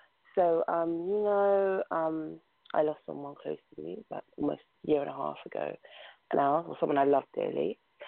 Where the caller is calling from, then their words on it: London, United Kingdom; I'm calling from London, England.